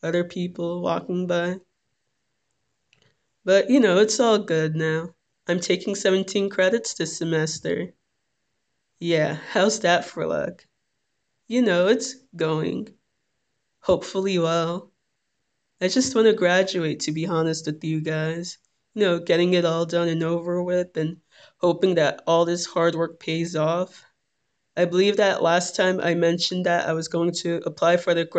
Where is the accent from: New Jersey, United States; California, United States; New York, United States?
New Jersey, United States; Little Ferry